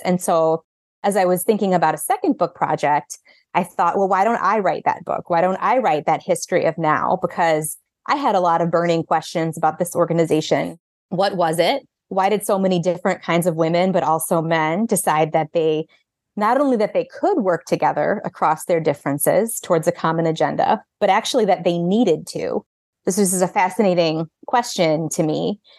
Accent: Illinois, United States; I grew up outside of Chicago with a mother who was an attorney for decades there

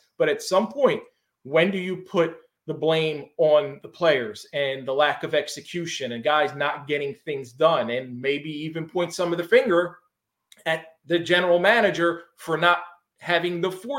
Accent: Philadelphia, Pennsylvania, United States; I grew up in Philly.

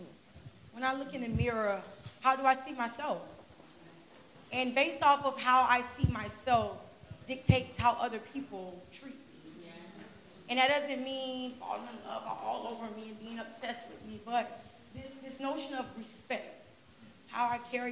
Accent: Pompano Beach, Florida, United States; moved away as an adult; I'm from Pompano Beach, Florida. Been here about 3 years.

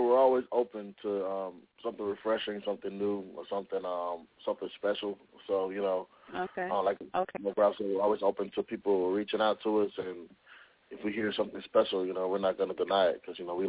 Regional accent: Miami, Florida, United States; moved away as an adult; now in Atlanta, United States; We're from Miami, but we're based in Atlanta right now. We've been in Atlanta together for about 3 years now.

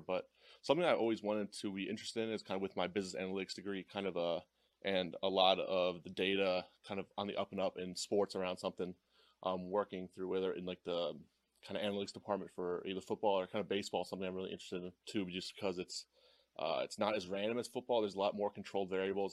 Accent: Cleveland, Ohio, United States; growing up in Cleveland

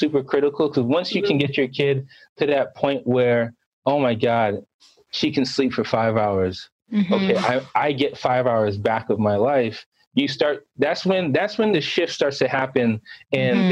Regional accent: New York City, New York, United States; now in Boston, United States; I'm from Boston, originally from Brooklyn, New York

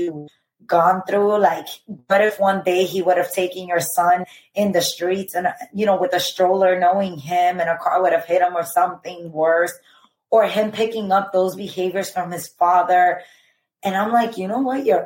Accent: Dominican Republic; I'm from the Dominican Republic

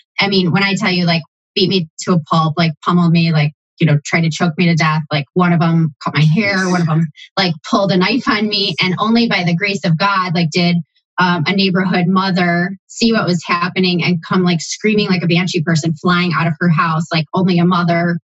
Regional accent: Buffalo, New York, United States; now in Columbus, United States; being raised in Buffalo, grew up with what I would call a more conservative

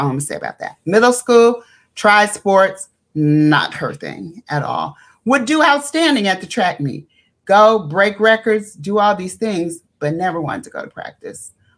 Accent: New York, United States; now in Los Angeles, United States; we came from Harlem, and Harlem was Black and blackity black, black at that time.

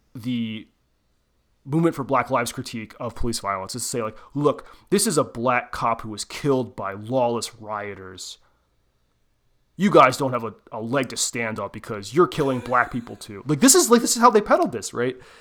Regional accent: Southeast Pennsylvania, United States; I'm from Southeast Pennsylvania.

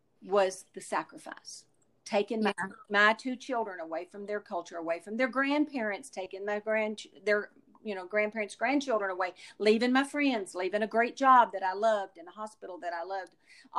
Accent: the South, United States; And I grew up in the South, and I've heard the stories of the lynching

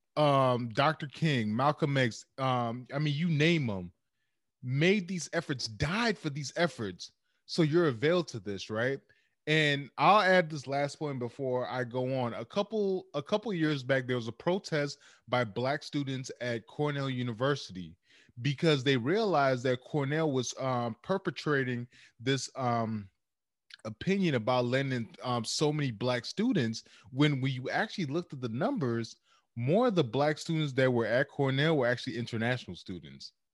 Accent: Cameroon; moved away; my home country, uh, uh, Cameroon

